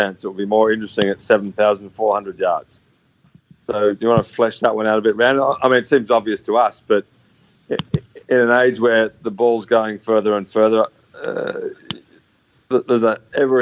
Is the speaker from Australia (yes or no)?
yes; Australia; I'm from Australia.